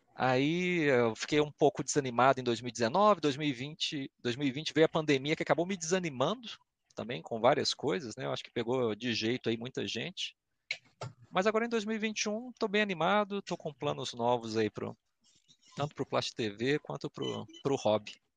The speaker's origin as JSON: {"language": "Portuguese", "town": "Belo Horizonte", "region": "Minas Gerais", "country": "Brazil", "tie": "born or raised there", "accent": "belo-horizontino / mineirês", "said": "Nascido e criado aqui em é, Belo então. Horizonte, capital mesmo"}